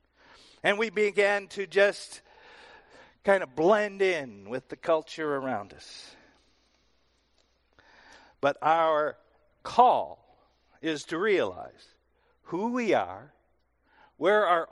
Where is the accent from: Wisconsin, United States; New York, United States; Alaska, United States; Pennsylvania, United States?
Wisconsin, United States; moved away as an adult; also born or lived in Texas; I moved from Wisconsin to Texas